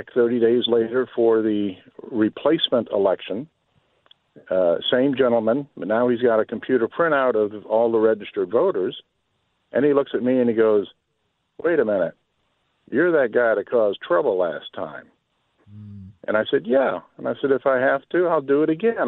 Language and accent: English; Charleston, South Carolina, United States; I grew up in Charleston, South Carolina in the 60s